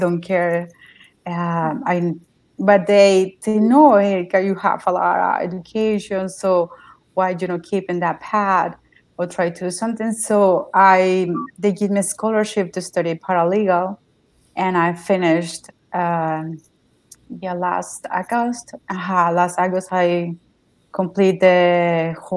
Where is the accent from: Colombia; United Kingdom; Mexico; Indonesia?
Mexico; English is a second language; moved away as an adult; now in United States; I'm from Mexico. I came to the United States in 2017